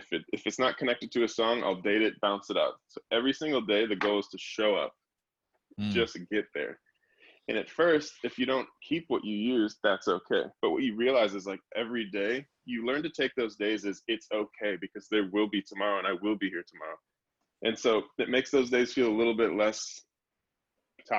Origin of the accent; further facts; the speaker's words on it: Chicago, Illinois, United States; We grew up in Chicago with them, so before we were signed to labels, we were playing free local shows in high school together